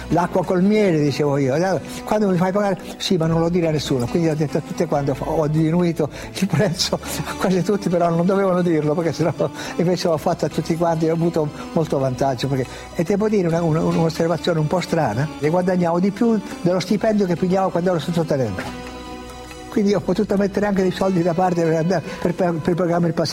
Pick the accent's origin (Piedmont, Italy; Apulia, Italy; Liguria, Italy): Piedmont, Italy; E poi eh, da piemontese fesso, testardo, io ho detto no, io devo andare.